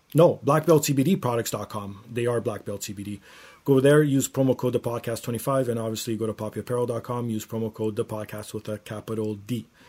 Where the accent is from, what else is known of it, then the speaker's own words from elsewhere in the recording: Toronto, Ontario, Canada; my hometown of Toronto